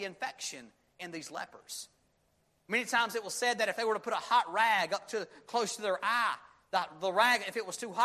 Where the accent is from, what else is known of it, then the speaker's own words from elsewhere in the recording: Union, United States; we were growing up in Union, we were small town boy